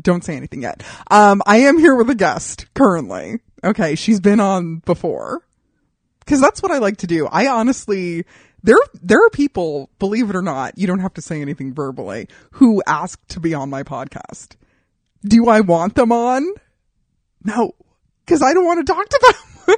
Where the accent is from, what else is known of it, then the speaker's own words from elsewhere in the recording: Southwest, United States; I'm from the Southwest too